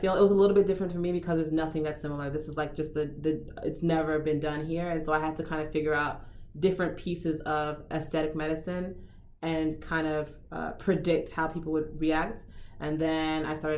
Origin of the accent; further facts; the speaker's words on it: Miami, Florida, United States; moved away as an adult; also born or lived in Houston; I grew up in Miami